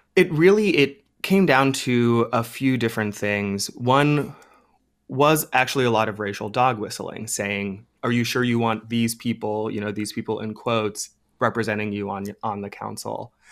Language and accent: English; Ohio, United States; my home state of Ohio